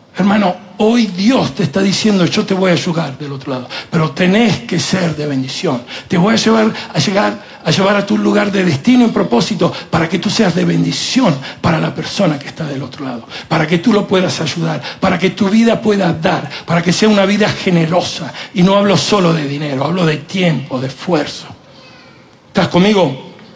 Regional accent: Italy; moved away; yo soy italiano, en la cultura nuestra el machismo es parte de la cultura

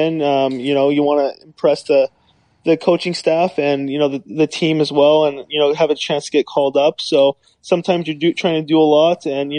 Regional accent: California, United States; Yeah, I mean, growing up in California, hockey was definitely not big at the time.

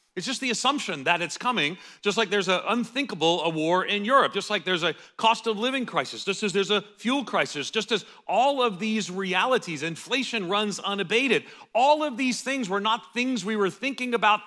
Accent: United States; as an American evangelical

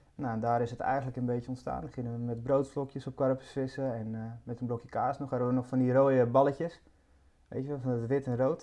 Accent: Amsterdam, North Holland, Netherlands; also born or lived in Badhoevedorp; Ik eh, ben geboren in, uh, in het dat is Nieuw Sloten. Ja. Dus eh, ja, Amsterdam Nieuw-West

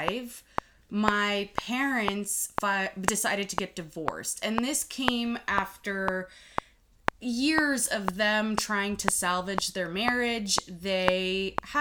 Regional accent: United States; also born or lived in Lithuania; I came to the U.S. when I was about 5 with my mom and dad

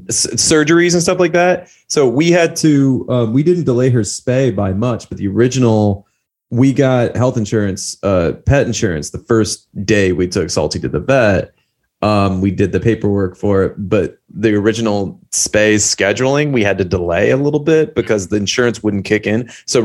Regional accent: Belgium; English is a second language; We're more watched in the United States, but maybe because I'm from Belgium messing with the algorithm, we do have some European viewers.

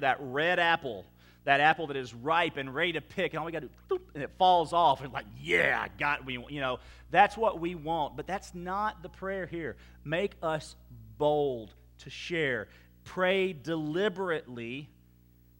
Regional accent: Baton Rouge, Louisiana, United States; moved away as an adult; also born or lived in Clarksville, Texas; now in Sulphur, United States; we said, well, Baton Rouge, Louisiana

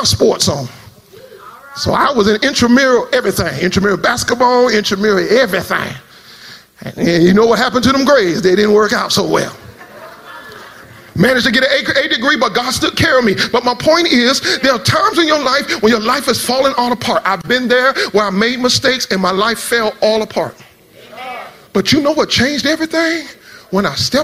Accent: South Florida, United States; I come from South Florida

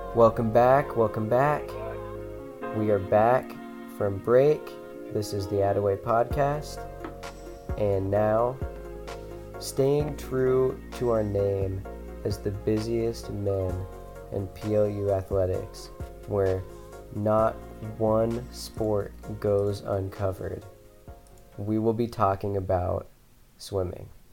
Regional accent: Spokane, Washington, United States; I grew up in Spokane.

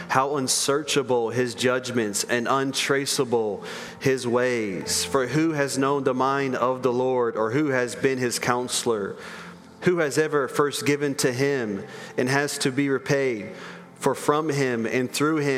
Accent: United States

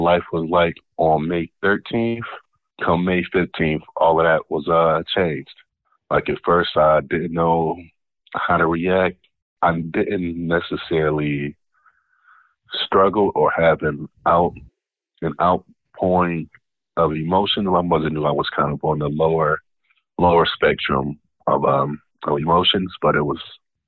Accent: Buffalo, New York, United States; born and raised in Buffalo, New York

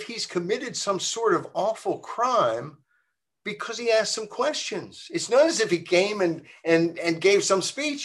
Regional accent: Virginia, United States; University of Virginia, my home state

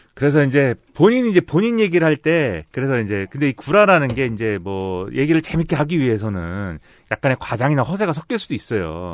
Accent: Suwon, Gyeonggi Province, South Korea; now in Seoul, South Korea; 저 수원 출신인데 서울에 살잖아요.

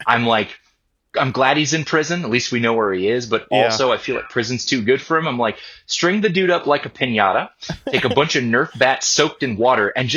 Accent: Ventura, California, United States; my hometown of Ventura

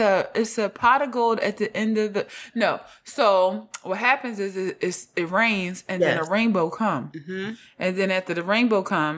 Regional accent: Houston, Texas, United States; I'm from Houston.

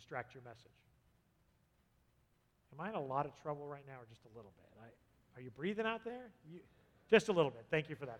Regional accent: San Diego, California, United States; moved away; I grew up in San Diego, the southern part

